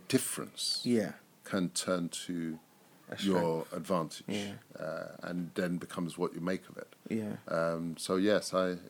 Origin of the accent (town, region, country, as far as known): Nigeria